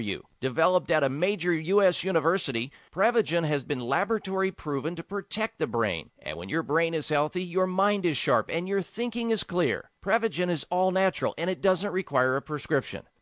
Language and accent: English; Midwest, United States; growing up in the Midwest